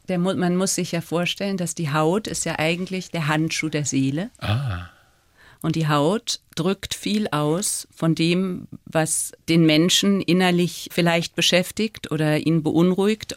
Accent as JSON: {"language": "German", "town": "Freiburg", "region": "Baden-Württemberg", "country": "Germany", "tie": "born or raised there", "moved": "yes", "lives_now": "Paris, France", "said": "meine Kindheit in Freiburg"}